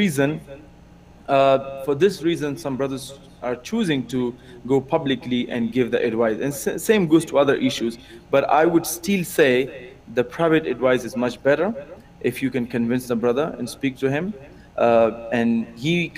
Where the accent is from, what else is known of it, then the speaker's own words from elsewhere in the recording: Afghanistan; now in Germany; I'm actually from Afghanistan. I live in Germany.